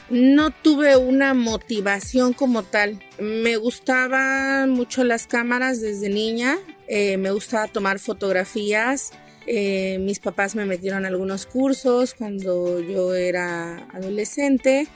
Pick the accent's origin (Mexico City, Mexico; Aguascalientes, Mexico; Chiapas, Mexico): Chiapas, Mexico; Tuxtla Gutiérrez; soy originaria de Tuxtla Gutiérrez